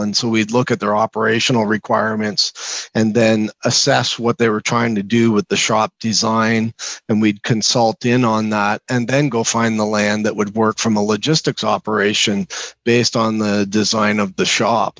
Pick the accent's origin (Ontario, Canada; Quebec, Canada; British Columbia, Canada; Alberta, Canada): Ontario, Canada; Toronto; moved away as an adult; now in Calgary, Canada; I grew up in Ontario in the Toronto area.